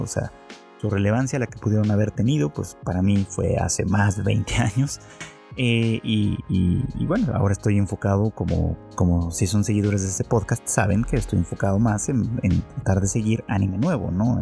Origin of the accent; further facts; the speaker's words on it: Mexico; en mi país, en México